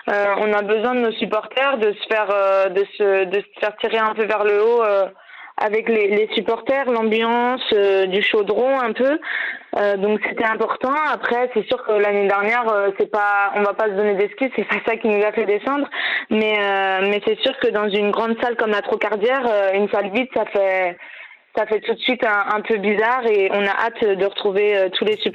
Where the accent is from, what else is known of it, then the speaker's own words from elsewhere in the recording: Clisson, Pays de la Loire, France; also born or lived in Paris; je viens du vignoble nantais de Clisson plus précisément, où j'ai commencé à, jouer au basket.